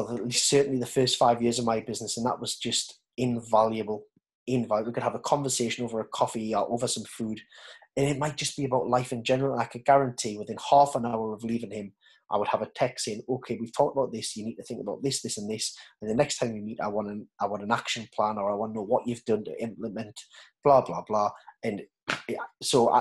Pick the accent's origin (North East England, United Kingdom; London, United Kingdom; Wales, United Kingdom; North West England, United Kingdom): North East England, United Kingdom; Newcastle upon Tyne; accent: Geordie; as a Geordie